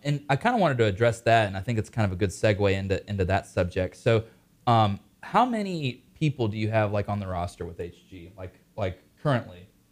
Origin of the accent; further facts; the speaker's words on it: Mooresville, United States; I'm from Mooresville